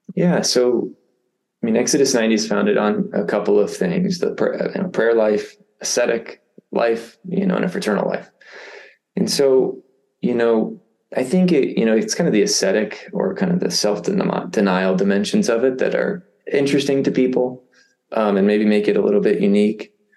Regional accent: Indiana, United States; I grew up in Indiana. I, I live basically back where you know where where I I started

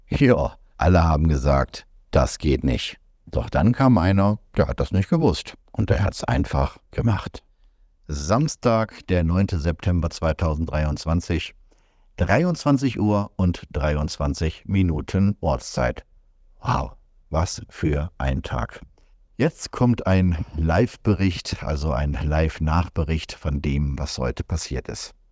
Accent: North Rhine-Westphalia, Germany; Wenn ich zurückdenke an meine Jugend im Ruhrgebiet, dann hatte ich so den Eindruck, dass die Migranten dort alle zusammengehalten haben.

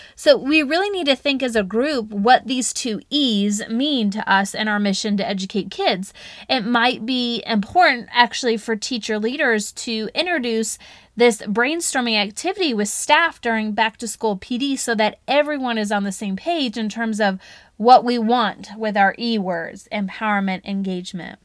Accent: the South, United States; accent: Southern; My Southern accent probably came out real good

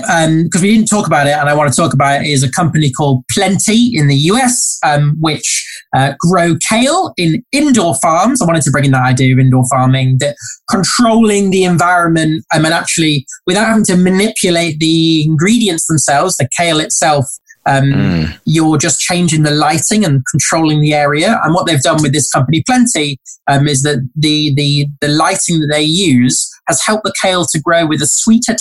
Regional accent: United Kingdom; we're all British here

